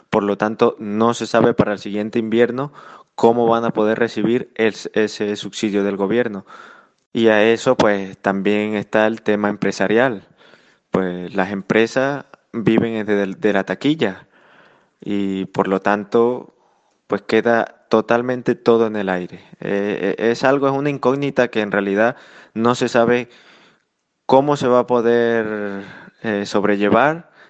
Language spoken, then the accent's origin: Spanish; Venezuela; now in Spain; Y pues yo como, como venezolano en el exterior, pues tú lo sabes, me quedé me quedé en, suelo español porque yo viajaba el día 15 a Venezuela a realizar algunos temas ahí con mi familia